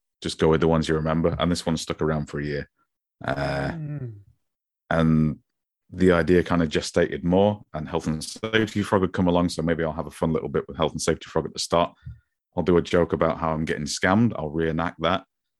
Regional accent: Grimsby, Yorkshire and the Humber, United Kingdom; accent: Grimsby; It's that my Grimsby accent is a sponge accent.

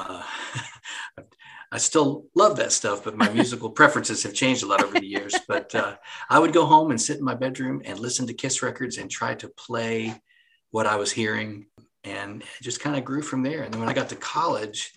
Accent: Chattaroy, West Virginia, United States; moved away as an adult; also born or lived in Huntington, West Virginia; now in Nashville, United States; I grew up in Southern West Virginia, a little area called Chatteroy

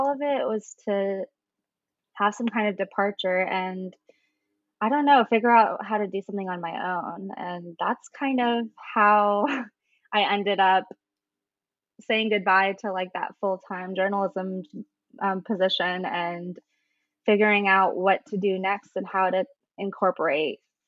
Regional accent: United States; also born or lived in India / Saudi Arabia; before coming to America, I spent like, I want to say like 4 or 5 years in Saudi Arabia.

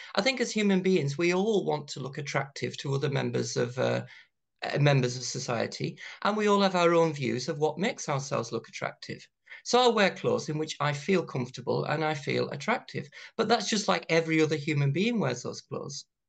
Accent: County Durham, North East England, United Kingdom; growing up in County Durham in the nineteen eighties

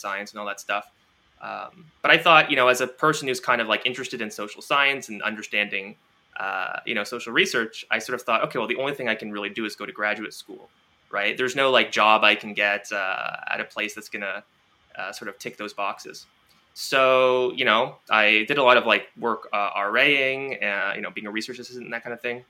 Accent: Toronto, Ontario, Canada; I grew up in Toronto. Yeah, that's where I am now as well

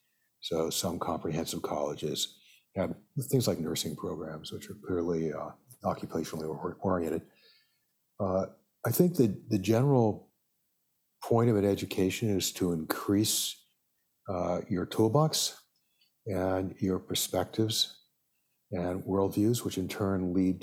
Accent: Los Angeles, California, United States

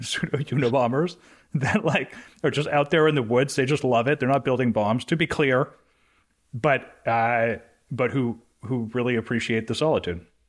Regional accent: Canada; I'm Canadian

